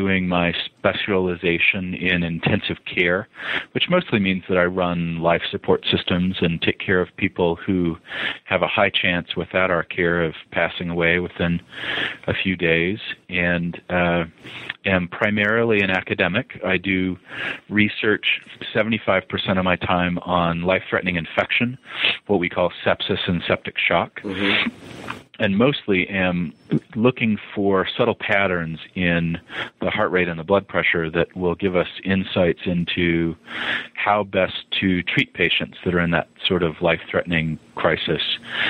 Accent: Montana, United States; also born or lived in Utah / Boston; Well, I am a child of the Rockies. I was born in the South, but didn't last long there as my family moved to Montana. And then was an adolescent in Utah and then moved to Boston

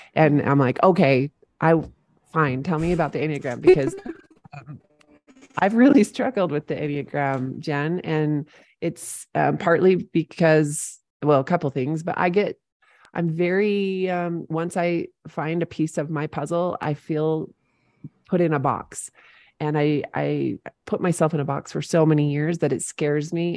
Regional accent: St. George, Utah, United States; Saint George, Utah, my hometown

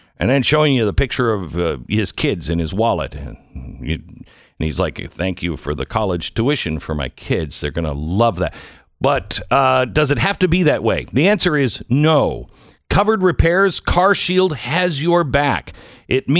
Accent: Washington, United States; I grew up in Washington State

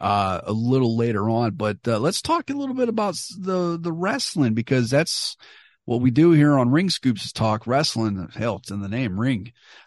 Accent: Beaumont, California, United States; I grew up in Beaumont, California. We had jack shit out there in the desert pass.

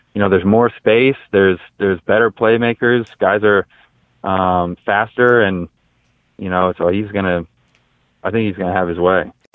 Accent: Brownsburg, Indiana, United States; I grew up obviously in Brownsburg, which is which is close to Butler

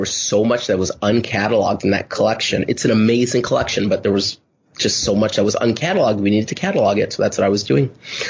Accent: Los Angeles, California, United States; I grew up in Los Angeles, and I remember listening to … records

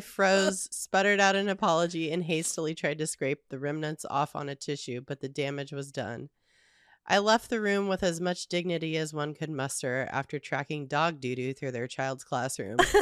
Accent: Southern California, United States; also born or lived in the mountains; I grew up in the suburbs in, in Southern California

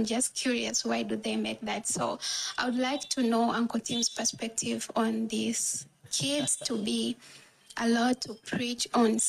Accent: India; I'm 19 from India.

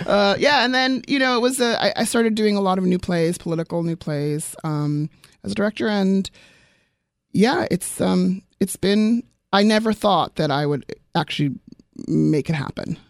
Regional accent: South Africa; moved away; I'm originally from South Africa

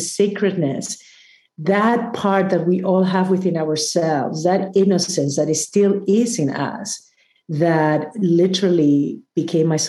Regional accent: Peru; I come from Peru, and even though I grew up in a beautiful country that is full of mountains

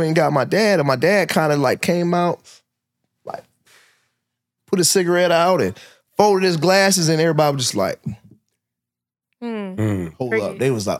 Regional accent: Syracuse, New York, United States; now in Atlanta, United States; So I'm from Syracuse, New York, originally, upstate New York. And I'm an 80s baby, you know what I'm saying? Yeah. So I grew up in that, like, 80s, 90s, crack era.

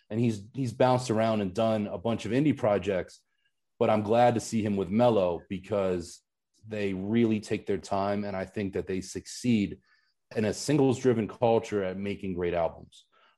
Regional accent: Pittsburgh, Pennsylvania, United States; where I grew up in Pittsburgh.

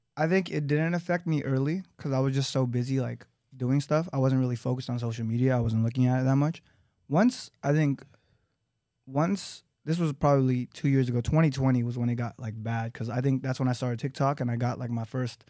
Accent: Los Angeles, California, United States; I grew up in Los Angeles, California

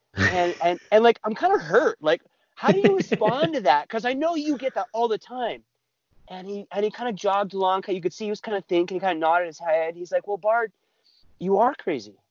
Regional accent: California, United States; moved away as an adult; also born or lived in Utah / the Dakotas / Colorado; I was uh, born in Utah. I lived there till I was three or four. I grew up in California lived there until I was about 19

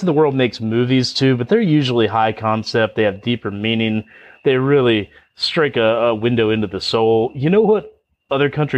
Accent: Pennsylvania, United States; I'm from Pennsylvania

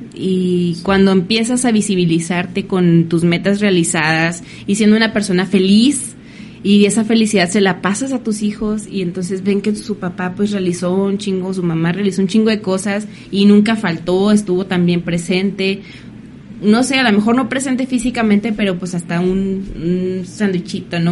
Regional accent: Mexico; como mexicanos

